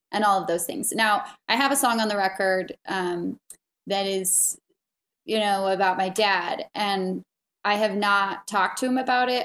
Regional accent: Santa Barbara, California, United States; also born or lived in Salt Lake City, Utah; now in Wyoming, United States; I grew up in Santa Barbara.

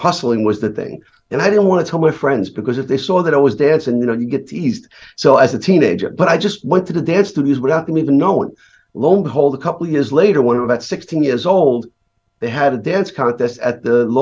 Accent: New York City, New York, United States; I grew up in Brooklyn, New York

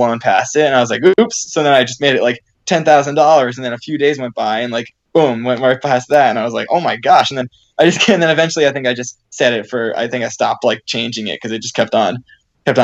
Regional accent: Seekonk, Massachusetts, United States; My parents had a road race that they ran in my hometown of Seekonk, Massachusetts

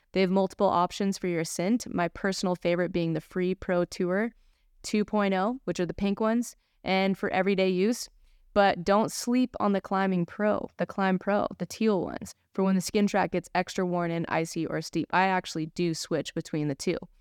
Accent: California, United States; Travis and I grew up together here in Lake Tahoe, skiing at Palisades

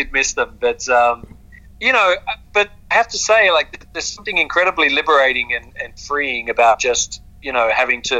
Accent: Australia; being Australian

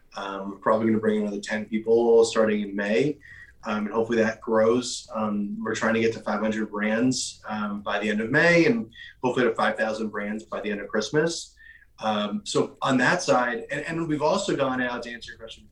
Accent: New York, United States; I'm originally from New York. I, am born and raised here

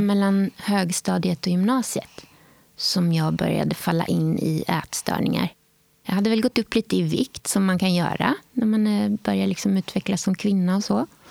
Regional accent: Åhus, Skåne, Sweden; Jag är uppvuxen i Skåne en ort som heter Åhus på östra kusten

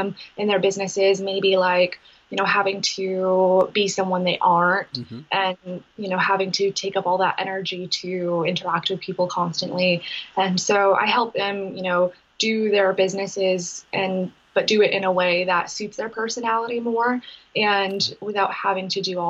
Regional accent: Maine, United States; also born or lived in Massachusetts; growing up in Maine

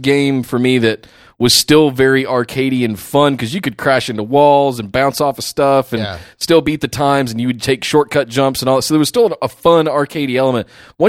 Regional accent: Charlotte, North Carolina, United States; I grew up in Charlotte.

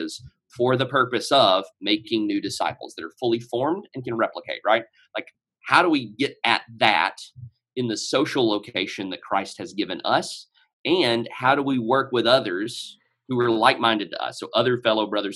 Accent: Nashville, Tennessee, United States; accent: Middle Tennessee; I'm from Nashville, Tennessee

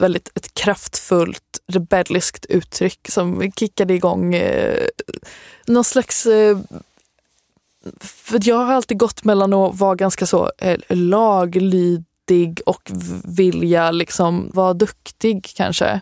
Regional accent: Halmstad, Halland County, Sweden; Jag kommer från Halmstad.

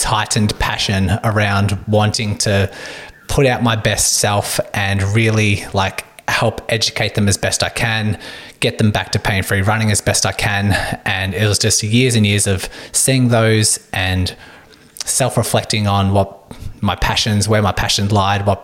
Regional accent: Melbourne, Victoria, Australia; I am a physiotherapist from Melbourne, Australia.

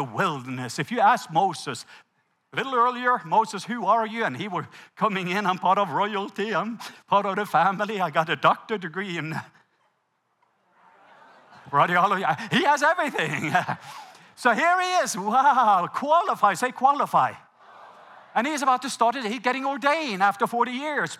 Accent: Norway; English is a second language; moved away; I'm Norwegian. English is my second language

